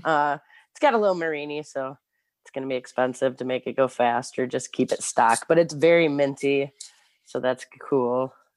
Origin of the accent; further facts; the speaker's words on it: Clio, Michigan, United States; also born or lived in Ypsilanti, Michigan; now in Detroit, United States; I lived, I grew up in Clio. It's, like, in the middle of nowhere